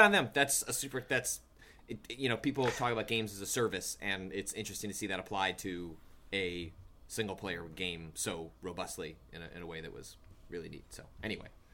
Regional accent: Chicago suburbs, Illinois, United States; accent: Midwest; moved away; also born or lived in Wisconsin; I grew up in the Chicago suburbs and spent time in Wisconsin, so, uh, a very hearty Midwest accent

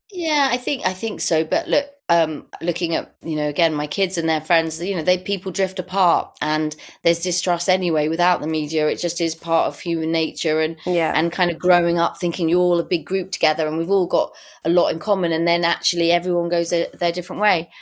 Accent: London, United Kingdom; I was born in Primrose Hill. I lived there in the 60s.

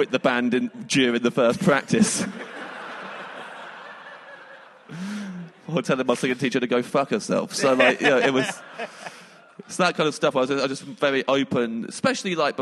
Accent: England, United Kingdom; I'm English

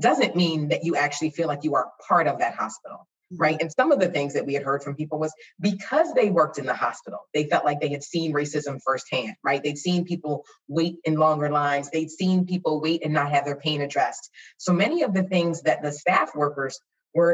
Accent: Philadelphia, Pennsylvania, United States; I grew up in Philly

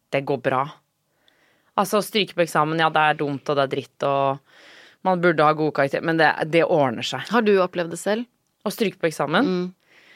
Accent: Norway; Men eh, jo, det er jo enten det eller å være hjemme i Norge, da.

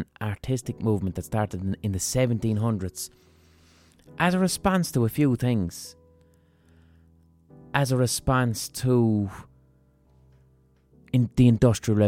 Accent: Ireland; we as Irish people

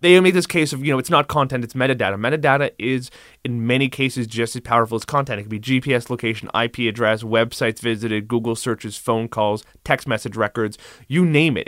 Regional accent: Cape Breton, Nova Scotia, Canada; my hometown of Cape Breton

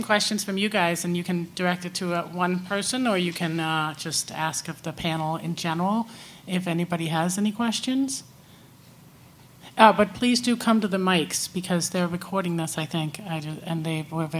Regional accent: Denmark; moved away as an adult; now in New York City, United States; My last job before The Moth, I was an illegal waitress in New York City. I'm from Denmark.

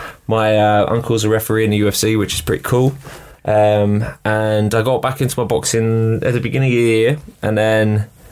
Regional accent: Australia; moved away; I'm from Australia.

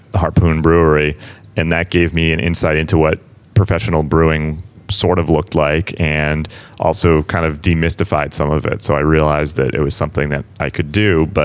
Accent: West Newbury, Massachusetts, United States; also born or lived in Amesbury; I grew up in West Newbury originally, so I'm pretty Pentucket. Local.

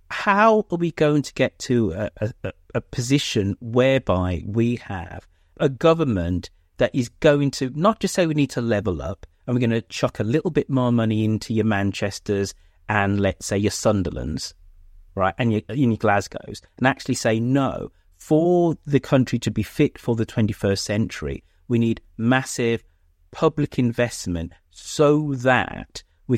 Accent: United Kingdom; And as a Brit, yep, I get really upset. There's only one second city, and obviously that's Birmingham.

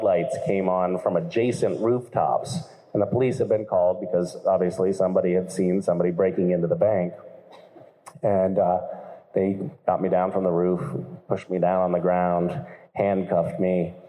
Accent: Greenfield, Massachusetts, United States; my hometown of Greenfield, Massachusetts

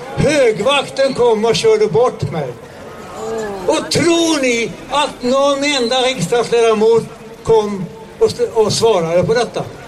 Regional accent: Sweden; vi svenskar

